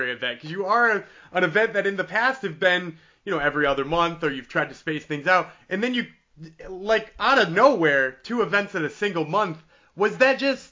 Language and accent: English; Western Massachusetts, United States; I am a Western Mass guy. I live out in the Amherst area